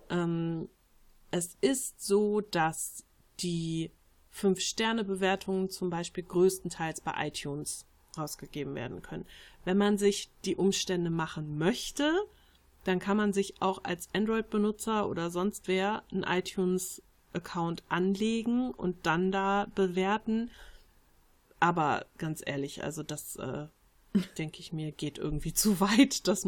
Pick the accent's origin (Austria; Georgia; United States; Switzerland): Switzerland; Ich fühle mich als Schweizer, aber jetzt nicht als Patriot. Ich bin aber zur Hälfte aus Slowenien und das merke ich sehr.